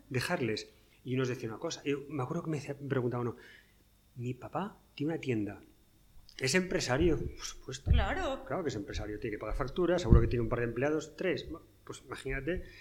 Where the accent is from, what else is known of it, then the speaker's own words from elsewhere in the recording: northern Spain, Spain; yo soy del norte de España